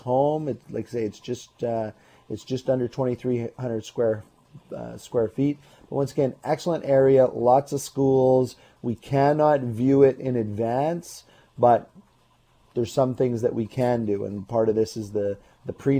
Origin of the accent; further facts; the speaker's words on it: Burnaby, British Columbia, Canada; now in Port Moody, Canada; I grew up in Burnaby